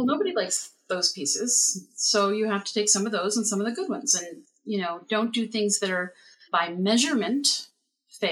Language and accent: English; Summit, New Jersey, United States; I grew up in Summit, New Jersey, and I live in Summit, New Jersey